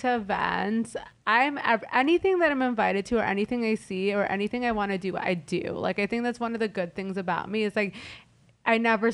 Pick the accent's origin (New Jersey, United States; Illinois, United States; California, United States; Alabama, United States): California, United States; Los Angeles; I'm an LA native